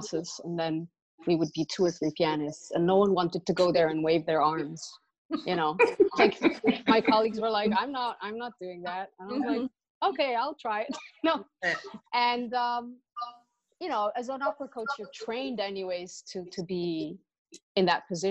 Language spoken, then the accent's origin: English; Italy; moved away as an adult; also born or lived in New York; growing up in Italy, my father, you know, is a big opera fan